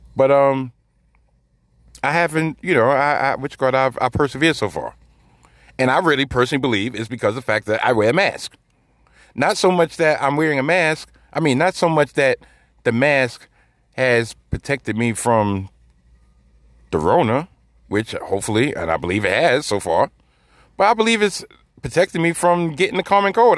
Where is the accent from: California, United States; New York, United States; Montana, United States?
New York, United States; New York City; I'm from New York City, I live in New York City, and I currently work in New York City